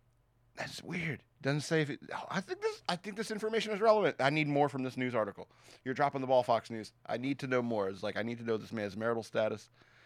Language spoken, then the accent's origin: English; Australia; I'm from Australia, mate.